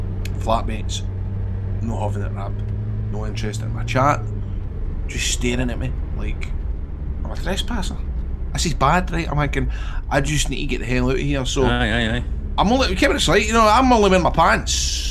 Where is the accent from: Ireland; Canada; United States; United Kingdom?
United Kingdom; Scotland; I'm from Scotland, where are you from?